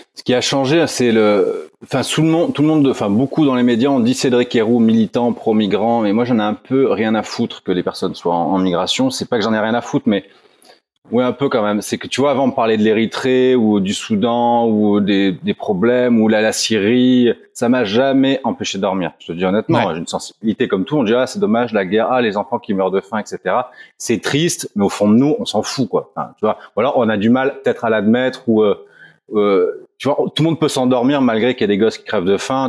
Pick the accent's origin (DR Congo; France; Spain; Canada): France; Roya valley, Provence-Alpes-Côte d'Azur; nous on est dans une vallée frontalière, on est français